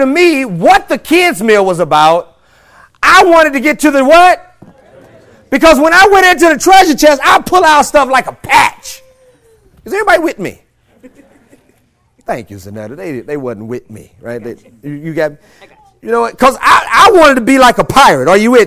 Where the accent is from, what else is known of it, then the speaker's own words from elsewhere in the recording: St. Louis, Missouri, United States; I'm born and raised in St. Louis, Missouri